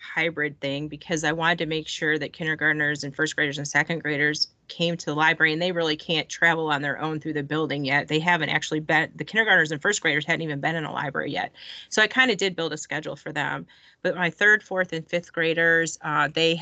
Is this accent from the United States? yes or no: yes; Michigan, United States; moved away as an adult; now in Georgia, United States; I've only been in Georgia for 7 years. And so I kept going back to Michigan and I'm from Michigan